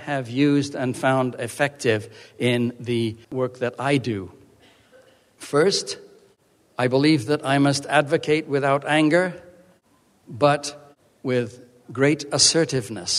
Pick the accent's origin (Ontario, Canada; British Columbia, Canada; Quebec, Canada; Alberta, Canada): British Columbia, Canada; Vancouver Island; my hometown on Vancouver Island